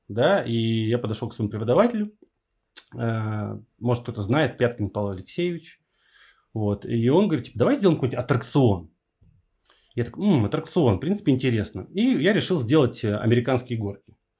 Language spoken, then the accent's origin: Russian; Saint Petersburg, Russia; я из Питера